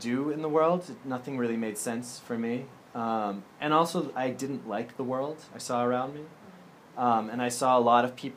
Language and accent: English; Andover, Massachusetts, United States; moved away as an adult; also born or lived in Germany; I'm from Andover, Massachusetts, originally